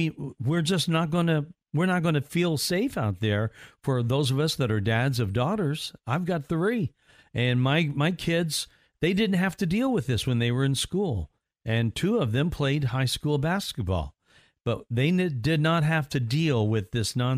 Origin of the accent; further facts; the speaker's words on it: southern Indiana, United States; I grew up not terribly far from there, southern Indiana